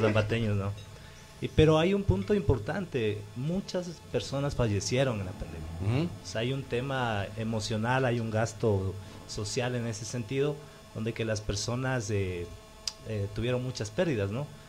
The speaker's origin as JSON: {"language": "Spanish", "town": "Ambato", "region": "Tungurahua", "country": "Ecuador", "said": "los ambateños tenemos una cualidad para la escritura"}